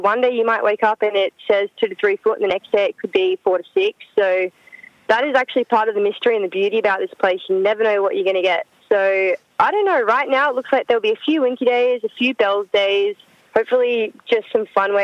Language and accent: English; Coolum Beach, Queensland, Australia; moved away; I grew up in Coolum, Sunny Coast, and still my favourite place on earth